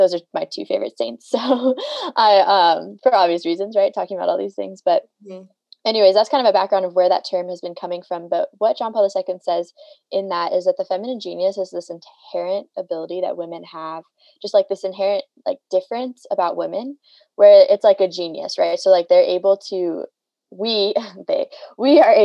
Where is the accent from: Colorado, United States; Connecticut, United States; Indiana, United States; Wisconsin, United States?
Colorado, United States; Denver; moved away as an adult; now in Atchison, United States; I currently live in Atchison, Kansas, which is near Benedictine College, where I went to college. But I'm originally from Denver, Colorado